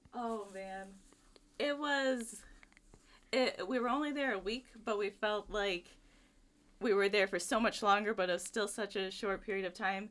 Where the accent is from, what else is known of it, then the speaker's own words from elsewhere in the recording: Richland, Michigan, United States; I'm actually from Richland, Michigan, which is about a twenty-minute drive from campus.